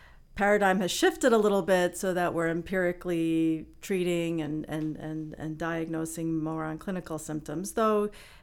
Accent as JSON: {"language": "English", "town": "New York City", "region": "New York", "country": "United States", "tie": "born or raised there", "said": "grew up in Queens and my dad was actually an OBGYN"}